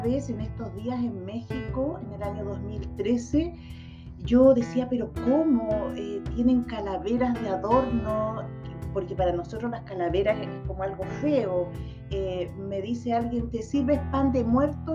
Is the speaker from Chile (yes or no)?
yes; Chile; yo soy chilena, nací en Chile